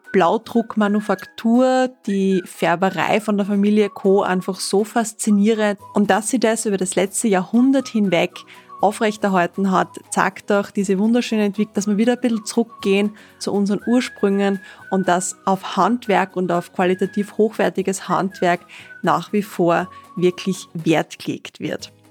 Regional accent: Austria

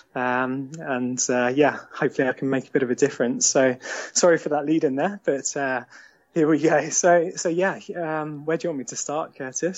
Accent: Eastbourne, South East England, United Kingdom; born or raised there; moved away as an adult; also born or lived in London; now in Sevenoaks, United Kingdom

